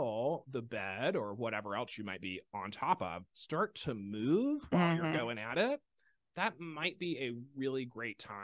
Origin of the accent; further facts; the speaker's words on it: Mobile, Alabama, United States; From Mobile